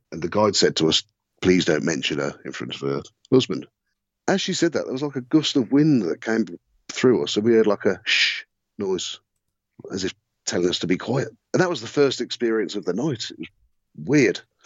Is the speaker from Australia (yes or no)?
no; Redditch, West Midlands, United Kingdom; born or raised there